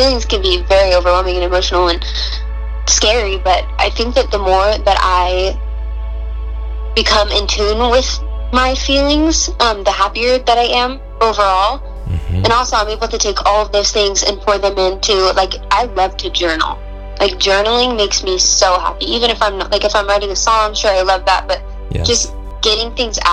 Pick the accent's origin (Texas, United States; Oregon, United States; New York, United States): Oregon, United States; Roseburg; I'm from the area, but I grew up in Roseburg